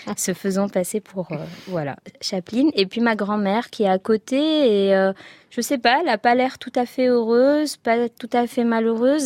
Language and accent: French; Tunisia; j'ai aimé hein, mon enfance en Tunisie